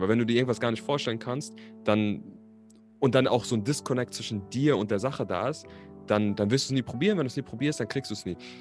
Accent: Berlin, Germany; also born or lived in Frankfurt am Main; ich bin tatsächlich nicht gebürtiger Berliner, aber ich bin hier aufgewachsen. Also ich bin Berliner, ich bin aber in Frankfurt am Main geboren.

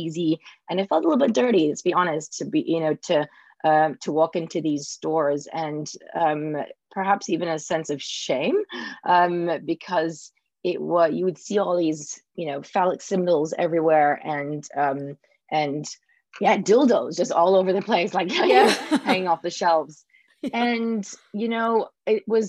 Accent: Singapore; I grew up in Singapore, and especially it was in the 80s. So especially with my parents as well, arriving in 82

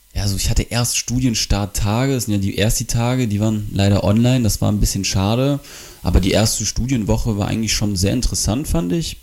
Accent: Bonn, North Rhine-Westphalia, Germany; moved away as an adult; now in Wilhelmshaven, Germany; 19 Jahre alt und ich komme aus Bonn.

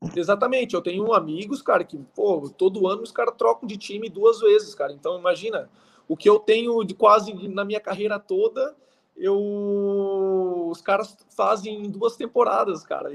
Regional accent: Águas Mornas, Santa Catarina, Brazil; moved away as an adult; also born or lived in Qatar; now in United Arab Emirates; A cidade se chama Águas Mornas, eu nasci lá, minha família

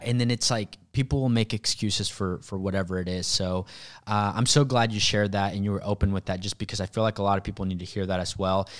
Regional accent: Mexico; moved away; also born or lived in Sand Springs, Oklahoma; I grew up in Mexico. I grew up really, really poor, um, single mom

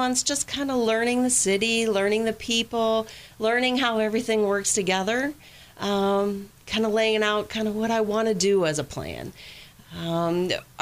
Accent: Athens, Ohio, United States; moved away as an adult; also born or lived in Orlando, Florida; now in Batesville, United States; I was born and raised in Athens, Ohio

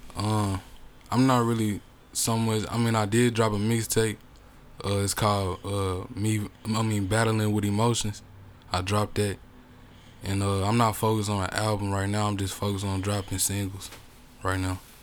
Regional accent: Chicago, Illinois, United States; also born or lived in Tulsa, Oklahoma; now in Bartlesville, United States; I'm from Chicago, but I lived in Tulsa for many years

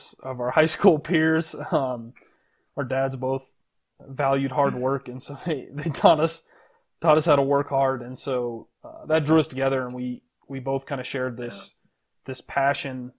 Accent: Show Low, Arizona, United States; moved away as an adult; also born or lived in Texas; So I grew up in Arizona, pretty small town called Sholo.

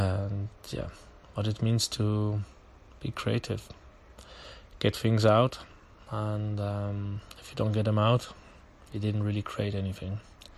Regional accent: Basel, Basel-Stadt, Switzerland; Again, he's from my hometown, Basel, but we did it in English.

